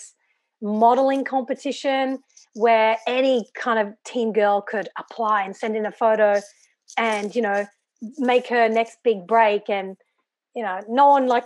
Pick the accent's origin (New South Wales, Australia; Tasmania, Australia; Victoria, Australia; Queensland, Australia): Queensland, Australia; Brisbane; also born or lived in England; I grew up in Brisbane, which is in the state of Queensland